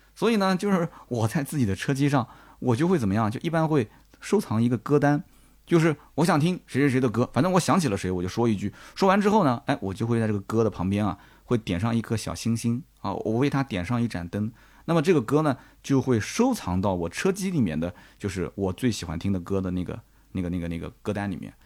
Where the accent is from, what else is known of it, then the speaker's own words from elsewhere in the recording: Nanjing, Jiangsu, China; accent: Nanjing; 我是南京口音，南京口音就乐乐不分